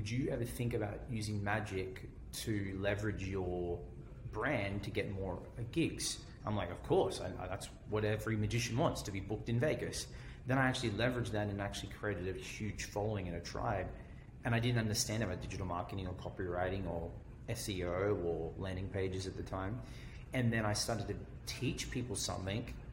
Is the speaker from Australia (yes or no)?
yes; Australia; accent: Australian; I think of, or Australian, right? It's my accent